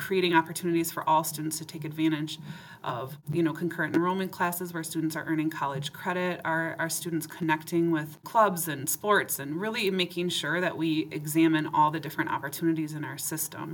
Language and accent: English; Forest Lake, Minnesota, United States; also born or lived in Maplewood, Minnesota; I grew up in Minnesota and called Maplewood home. Forest Lake was where I grew up.